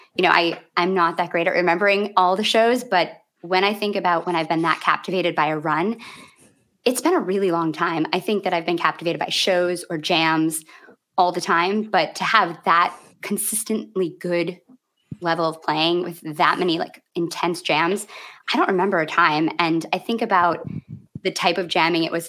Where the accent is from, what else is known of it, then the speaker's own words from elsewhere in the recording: Grand Rapids, Michigan, United States; moved away; this is my hometown, and I saw my first show there in 1994.